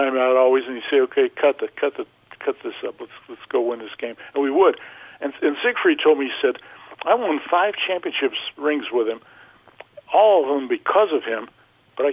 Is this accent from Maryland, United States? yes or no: yes; Baltimore, Maryland, United States; also born or lived in Chicago, Illinois; I was born in Chicago, but I, you know, went to school in Baltimore